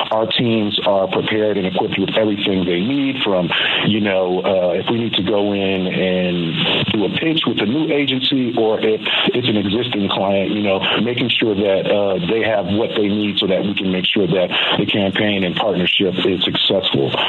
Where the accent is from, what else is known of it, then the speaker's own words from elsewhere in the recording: Florida, United States; moved away; I'm actually from Florida.